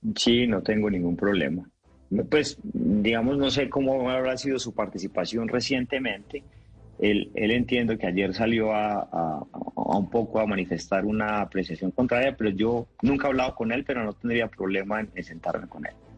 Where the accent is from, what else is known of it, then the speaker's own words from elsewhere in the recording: Antioquia, Colombia; Yo soy antioqueño